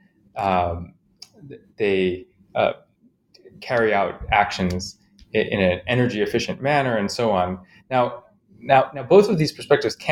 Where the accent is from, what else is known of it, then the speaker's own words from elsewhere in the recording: Chicago, Illinois, United States; I grew up in Chicago, mostly